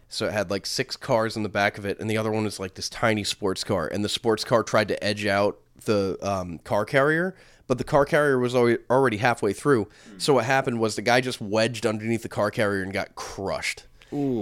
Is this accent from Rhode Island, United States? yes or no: yes; Rhode Island, United States; we're from Rhode Island.